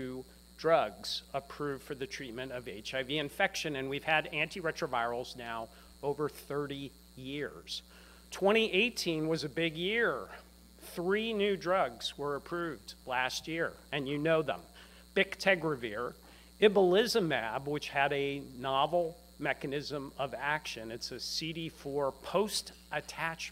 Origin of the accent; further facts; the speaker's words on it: Bethesda, Maryland, United States; I grew up in Bethesda, Maryland.